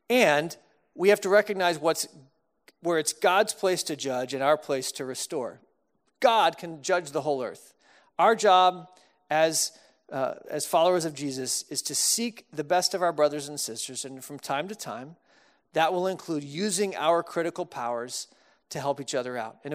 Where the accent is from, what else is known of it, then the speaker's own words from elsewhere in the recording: Austin, Texas, United States; now in Chicago, United States; when I moved to Chicago from Texas. I didn't have much of an accent. If you grew up in Austin, you kind of don't really have much of an accent, a few words here and there.